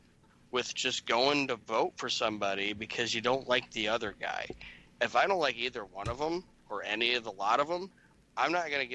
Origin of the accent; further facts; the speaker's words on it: United States; it's it's my right as an American to vote, right?